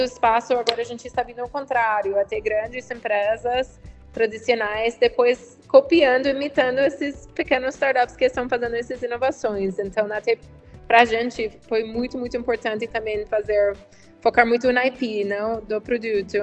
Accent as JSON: {"language": "Portuguese", "country": "United States", "second_language": "Portuguese", "moved": "as an adult", "lives_now": "Brazil", "said": "sou americana, dá para ver um pouco pelo sotaque, mas eu tenho agora 10 anos no Brasil"}